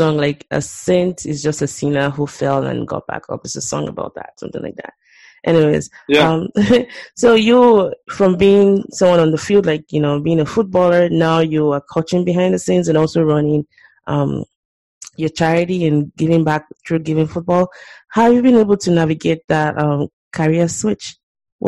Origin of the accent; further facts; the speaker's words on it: Nigeria; growing up in Nigeria